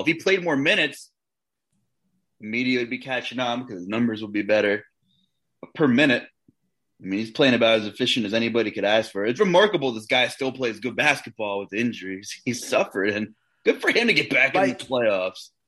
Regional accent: New York, United States; also born or lived in Long Island; now in Pennsylvania, United States; I'm originally from New York

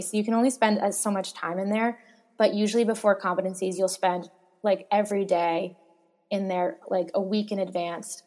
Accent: Boston, Massachusetts, United States; I'm from Boston and I loved Boston

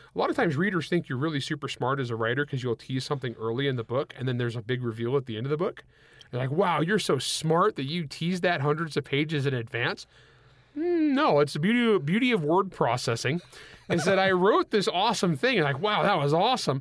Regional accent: El Nido, California, United States; I grew up in the San Joaquin Valley of California

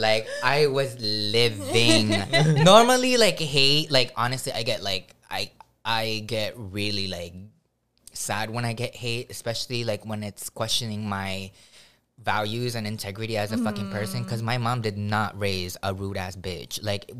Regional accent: Hawaii, United States; I'm not Hawaiian by any means. But, like, this island just really raised me with so much aloha.

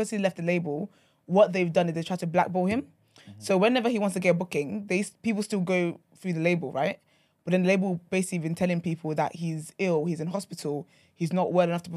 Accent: Nigeria; I'm Nigerian

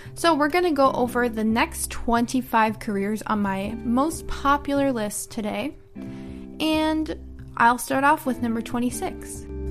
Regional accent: United States; I'm an American English teacher

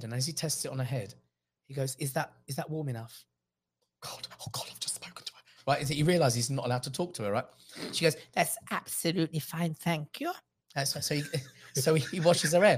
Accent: England, United Kingdom; I'm born in England

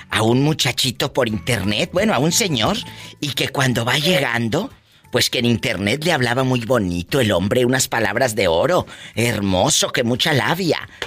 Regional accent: Morelos, Mexico; now in Chicago, United States; de Morelos.

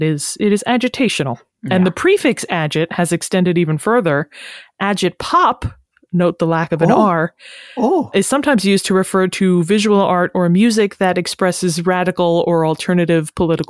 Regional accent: United States; I am an English-speaking American

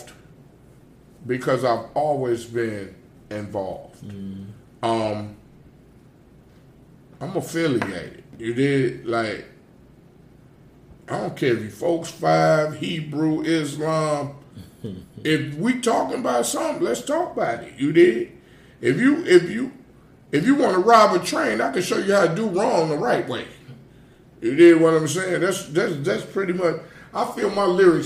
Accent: Gary, Indiana, United States; also born or lived in East Chicago, Indiana; I'm from Gary, Indiana.

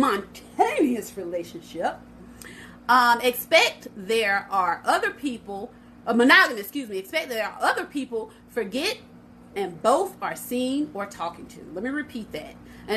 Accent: Port Arthur, Texas, United States; And I'm from Port Arthur, Texas, which is a country.

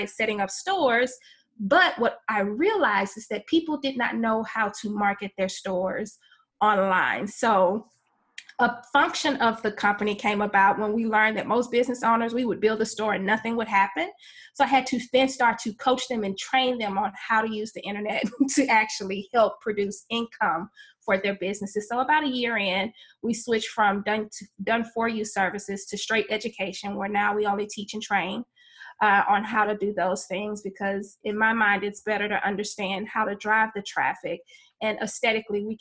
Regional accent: Houston, Texas, United States; I grew up in Houston, Texas

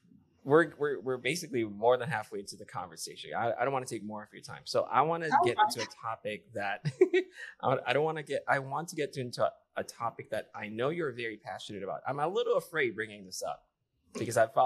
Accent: Philippines; now in United States; I grew up in the Philippines

